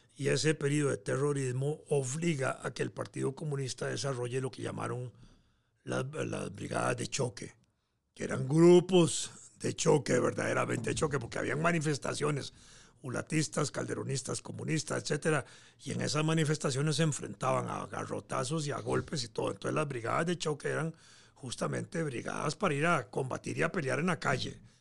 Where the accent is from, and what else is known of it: Costa Rica